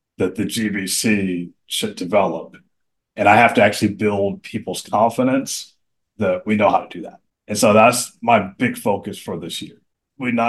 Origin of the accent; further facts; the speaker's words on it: Atlanta, Georgia, United States; moved away as an adult; now in Baltimore, United States; growing up in Atlanta